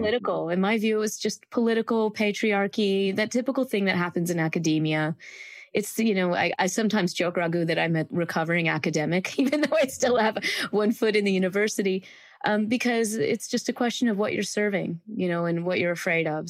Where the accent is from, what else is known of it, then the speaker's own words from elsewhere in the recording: Greenville, South Carolina, United States; I grew up in the South in a small town called Greenville, South Carolina